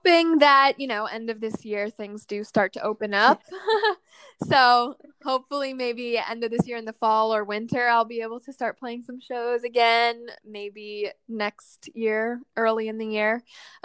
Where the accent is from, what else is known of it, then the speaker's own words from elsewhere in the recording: New York, United States; I grew up near New York City